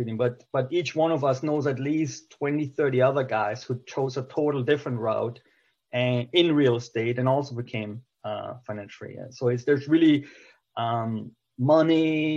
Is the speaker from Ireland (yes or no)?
no; Germany; English is a second language; moved away as an adult; now in United States; I came from Germany in 2002. I barely spoke English when I came